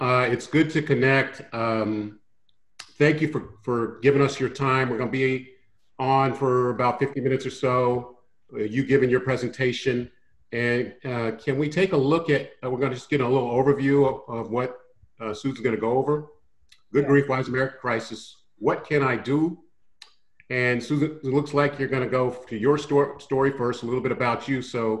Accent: San Francisco, California, United States; We were both born and raised in San Francisco. Our parents knew each other. Families grew up together.

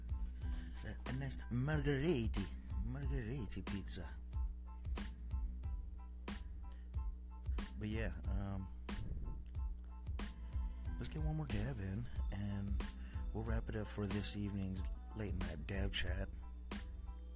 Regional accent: Oxnard, California, United States; also born or lived in East Coast; We're coming from Southern California, 93033, USA

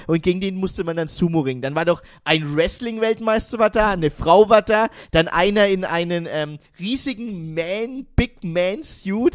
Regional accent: Germany; bei uns in Deutschland

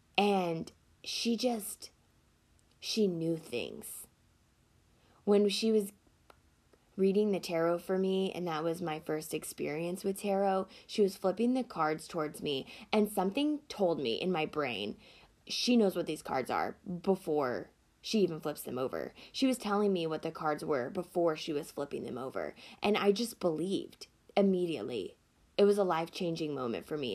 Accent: Deep South, United States; I grew up in a very Christian household in a very small town in the South. If you can't hear it in my voice, I am from the Deep South.

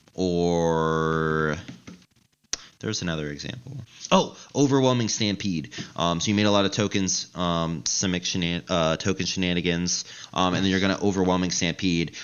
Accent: the South, United States; I'm from the South, and my church

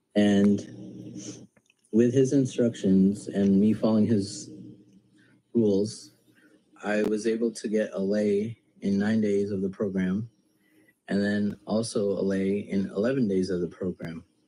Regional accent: United States; I'm from the United States

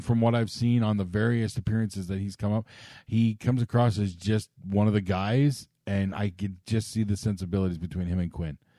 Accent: Canada

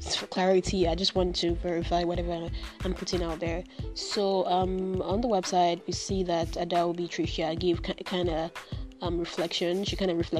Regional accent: Nigeria; I am in Nigeria. I am a Nigerian living in Nigeria.

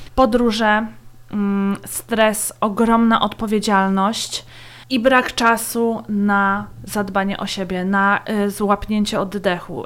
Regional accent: Poland; also born or lived in Latvia; now in Austria; urodziłam się na Łotwie, wychowałam w Polsce, stąd e, mój doskonały język polski

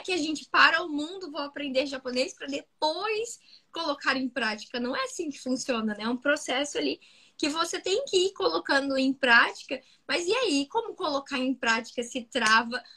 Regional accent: interior of Rio de Janeiro state, Brazil; eu, nasci no Rio de Janeiro, fui pro interior, morei muitos, muitos anos no interior do Rio de Janeiro. E depois eu voltei pro Rio mesmo

